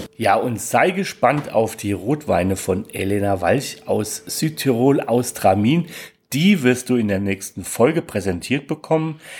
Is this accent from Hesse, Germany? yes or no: yes; near Frankfurt, Hesse, Germany; bin ja gebürtiger Hesse und aus der Nähe von Frankfurt